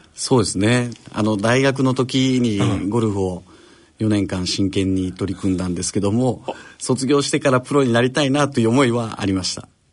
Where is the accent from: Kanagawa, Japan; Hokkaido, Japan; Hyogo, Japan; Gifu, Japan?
Hyogo, Japan; Kawanishi; born or raised there; now in Osaka, Japan